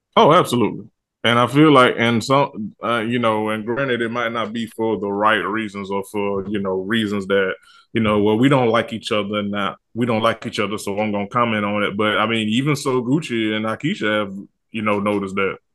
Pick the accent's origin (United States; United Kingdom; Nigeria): United States; the South; I'm from the South in the country